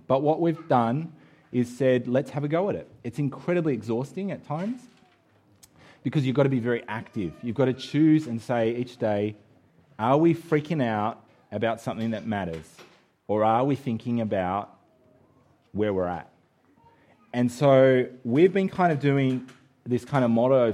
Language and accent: English; Australia; moved away; we're Australian